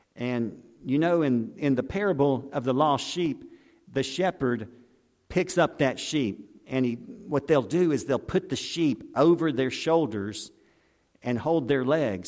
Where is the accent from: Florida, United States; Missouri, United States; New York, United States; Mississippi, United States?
Mississippi, United States; Pascagoula; I grew up in Pascagoula